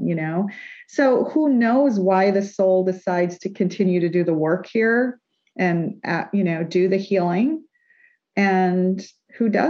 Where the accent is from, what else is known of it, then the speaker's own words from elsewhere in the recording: New York, United States; we're from New York